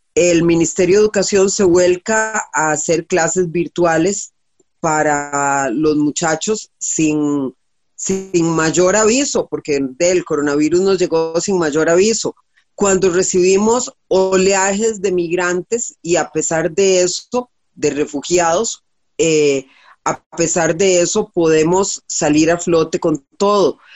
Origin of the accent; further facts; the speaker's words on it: Costa Rica; En este país admiramos y respetamos a ingenieros. Nos sentimos orgullosos cuando vemos las flotillas del ICE